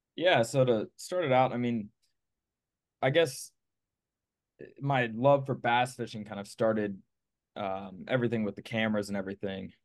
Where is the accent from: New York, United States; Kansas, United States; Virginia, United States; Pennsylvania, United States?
Pennsylvania, United States; moved away as an adult; now in Clewiston, United States; originally, I'm from Pennsylvania.